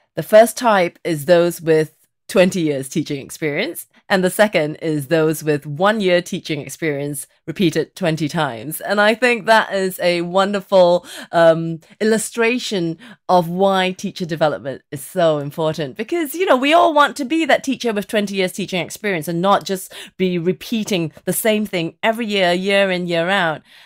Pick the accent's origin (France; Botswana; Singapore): Singapore; moved away as an adult; now in England; I was born in Singapore